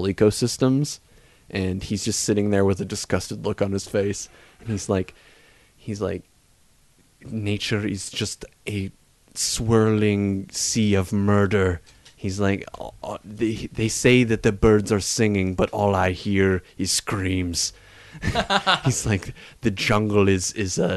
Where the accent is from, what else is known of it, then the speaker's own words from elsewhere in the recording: Hamilton, Ontario, Canada; now in Toronto, Canada; when I was growing up in Hamilton